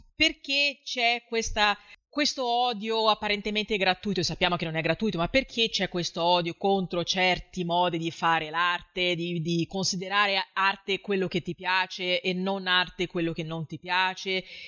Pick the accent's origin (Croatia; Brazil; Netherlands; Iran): Brazil; Rio de Janeiro; now in southern Brazil; io abito nel sud del Brasile adesso, anche se sono di Rio